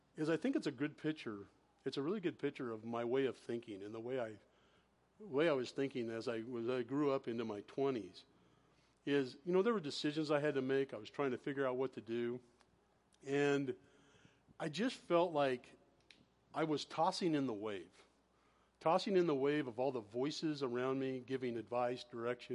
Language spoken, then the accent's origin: English; high Sierras, Northern California, United States; I grew up in Northern California in the high Sierras up in the mountains